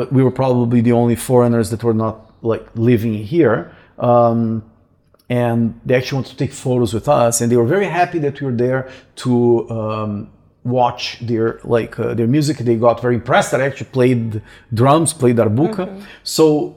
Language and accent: English; Brazil; moved away; I'm probably the only Brazilian